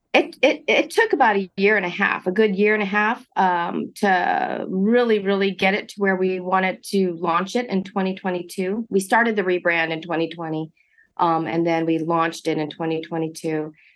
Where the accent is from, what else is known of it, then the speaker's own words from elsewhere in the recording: Monterey Park, California, United States; I grew up in Monterey Park, uh, first generation college to attend USC